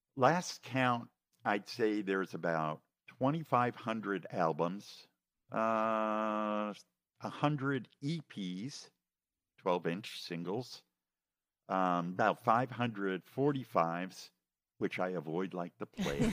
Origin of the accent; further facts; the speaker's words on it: New York, United States; now in Southern California, United States; I was from New hmm. York